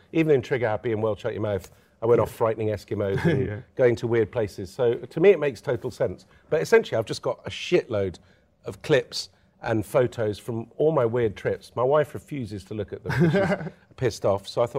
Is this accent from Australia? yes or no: no; Lebanon; when I was a kid growing up in Lebanon